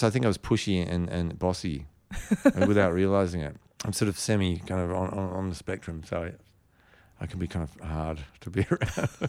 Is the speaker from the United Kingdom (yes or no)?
no; Sydney, New South Wales, Australia; because I grew up up in the Northern Beaches where there's a lot of surfing and surfers